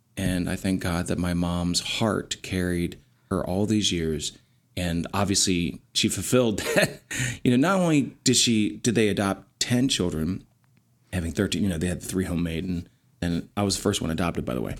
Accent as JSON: {"language": "English", "area": "Lancaster County", "region": "Pennsylvania", "country": "United States", "tie": "born or raised there", "said": "operated with one and a half bathrooms in a farmhouse in Lancaster County, Pennsylvania"}